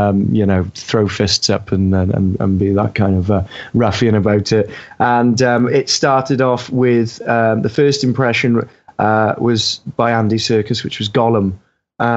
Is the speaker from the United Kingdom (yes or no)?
yes; Wales, United Kingdom; As a Welshman